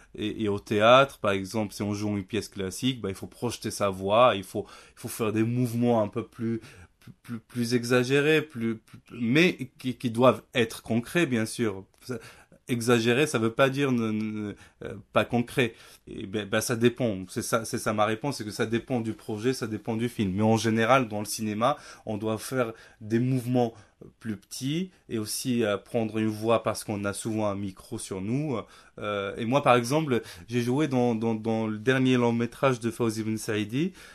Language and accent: French; Nador, Oriental, Morocco; moved away; also born or lived in Rabat / Paris; j'ai grandi à Nador avec ma famille